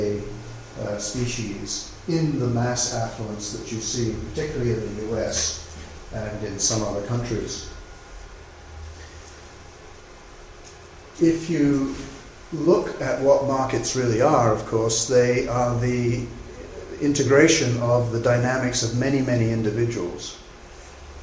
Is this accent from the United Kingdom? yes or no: yes; England, United Kingdom; moved away as an adult; also born or lived in United States; I grew up here in England